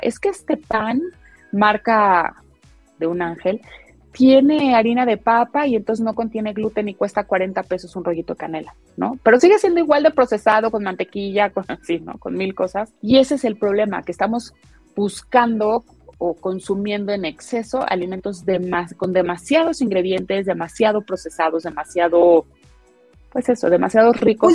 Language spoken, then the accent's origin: Spanish; Mexico; como mexicanos